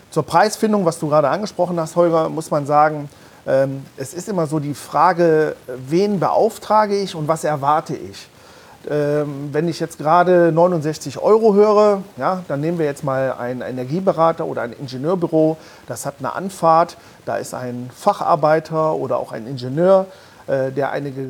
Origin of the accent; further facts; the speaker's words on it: Mönchengladbach, North Rhine-Westphalia, Germany; ich komme aus Mönchengladbach.